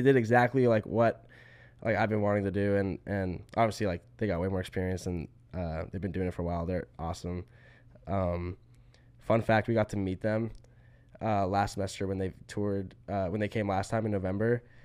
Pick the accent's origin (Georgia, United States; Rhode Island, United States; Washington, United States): Georgia, United States; Atlanta; we're both from Atlanta